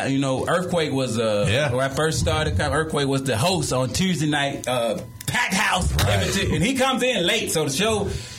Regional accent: Villa Rica, Georgia, United States; also born or lived in Atlanta, Georgia; I grew up comedy-wise in Atlanta, but my hometown is a smaller area, Villarica, Georgia.

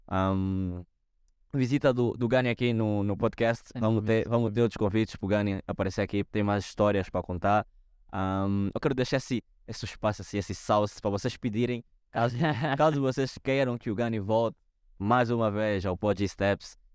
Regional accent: Angola; now in Portugal; como angolano, estar em Portugal me abriu muito a visão, me abriu o potencial.

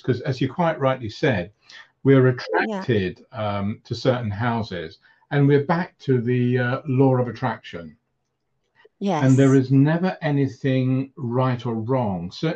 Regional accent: London, United Kingdom; also born or lived in Cyprus; when I came to London from Cyprus with my parents at about 2 years old, and staying in a house in North London

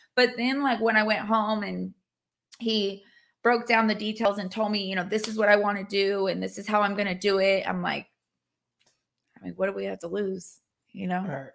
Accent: California, United States; moved away as an adult; also born or lived in Hawaii; now in Arkansas, United States; I am born and raised in California

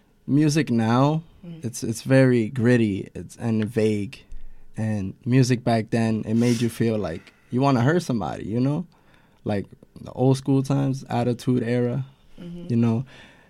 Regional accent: New York, United States; I'm from the Bronx.

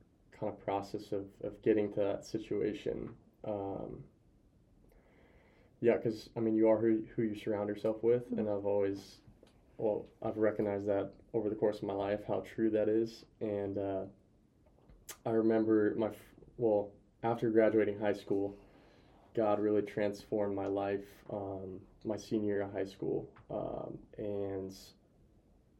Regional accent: near Pullman, Washington, United States; now in Spokane, United States; I'll be back near family though, like 40 minutes from my hometown.

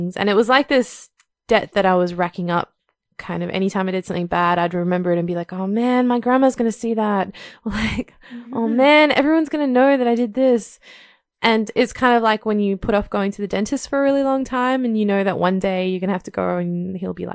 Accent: India; growing up in India

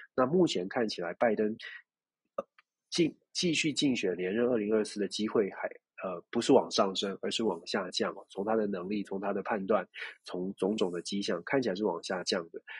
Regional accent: Taiwan; 我们关起门来，自己在台湾自己问自己了

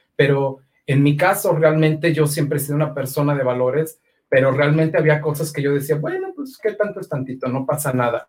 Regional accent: Aguascalientes, Mexico; soy nacido en Aguascalientes.

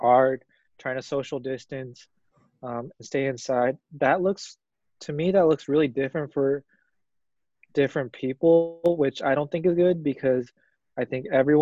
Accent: California, United States; I'm from California

